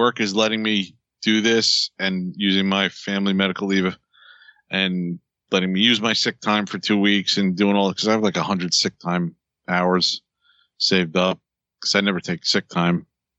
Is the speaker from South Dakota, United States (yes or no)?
no; New Jersey, United States; Like I'm from Jersey. Let's go get a slice.